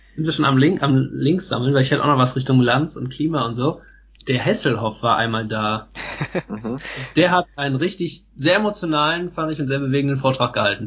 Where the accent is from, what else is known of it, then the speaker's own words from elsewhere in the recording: Germany; hier bei uns in Deutschland